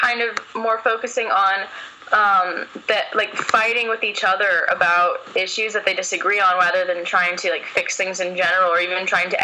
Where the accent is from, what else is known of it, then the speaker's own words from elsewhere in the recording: Berkeley, California, United States; growing up in Berkeley, and because everyone's pretty liberal, like I myself am pretty liberal